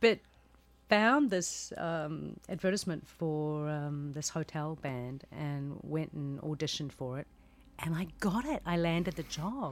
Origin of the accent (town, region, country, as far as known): New Zealand; born or raised there